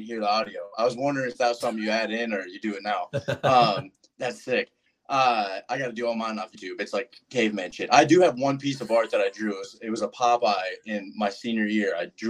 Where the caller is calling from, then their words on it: Anoka, Minnesota, United States; Anoka, Minnesota, out of the rental that is very cheap in this market.